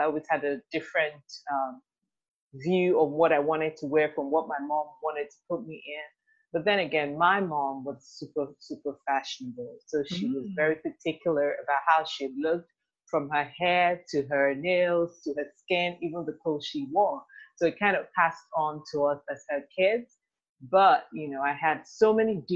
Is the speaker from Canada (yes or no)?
no; Nigeria; moved away as an adult; also born or lived in United Kingdom; now in Houston, United States; I'm Nigerian.